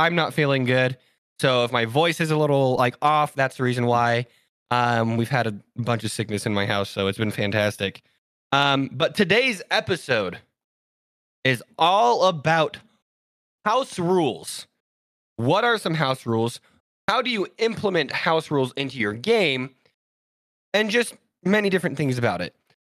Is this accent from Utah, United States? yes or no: yes; Utah, United States; They already know we're from Utah.